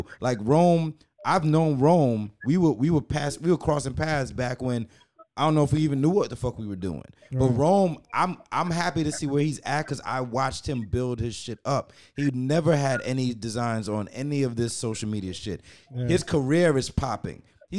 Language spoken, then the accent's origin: English; Jamaica; yeah, I'm Jamaican as fuck.